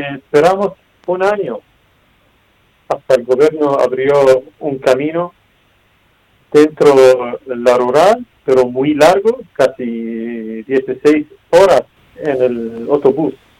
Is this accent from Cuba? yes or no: no; Aleppo, Aleppo Governorate, Syria; Spanish is a second language; moved away as an adult; now in Toledo, Spain; Nosotros pensamos salir de Siria, huir de Alepo en 2013, pero nosotros salimos de Alepo 2014